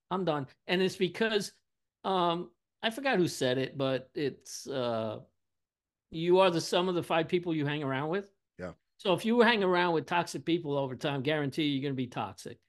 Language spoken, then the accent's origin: English; New York City, New York, United States; I'm from Brooklyn, New York